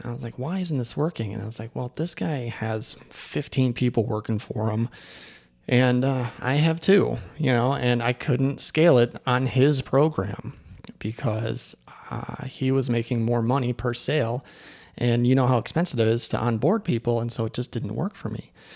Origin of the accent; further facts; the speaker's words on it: Chicago, Illinois, United States; moved away; Chicago on the way home, 'cause that's my hometown